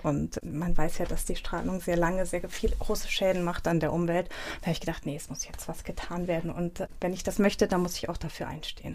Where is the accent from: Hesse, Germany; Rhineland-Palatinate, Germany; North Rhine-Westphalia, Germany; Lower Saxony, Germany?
Rhineland-Palatinate, Germany; Nierstein; also born or lived in Mainz; in meiner Heimatstadt Nierstein